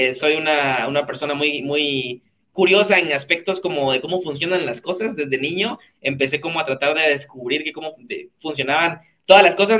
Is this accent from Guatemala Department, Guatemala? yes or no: yes; Guatemala City, Guatemala Department, Guatemala; also born or lived in Mixco; yo soy de Ciudad de Guatemala, em, nací en, en, Ciudad de Guatemala, en una zona específica que se llama Zona 19